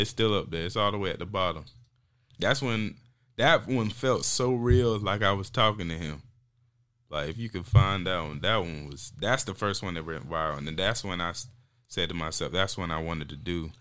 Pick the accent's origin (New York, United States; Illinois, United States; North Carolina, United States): North Carolina, United States; also born or lived in Raleigh, North Carolina; I'm from Zeppelin, North Carolina